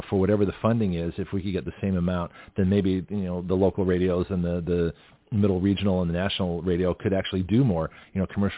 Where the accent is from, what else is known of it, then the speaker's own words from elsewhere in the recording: Canada; now in Milton, United States; I'm Canadian originally